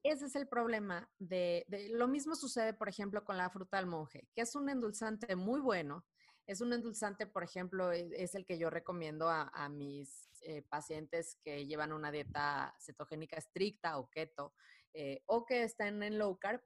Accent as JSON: {"language": "Spanish", "town": "Culiacán", "region": "Sinaloa", "country": "Mexico", "moved": "yes", "lives_now": "Mexico City, Mexico", "said": "soy de Culiacán, Sinaloa, pero radico en, Ciudad de México ya hace algunos años"}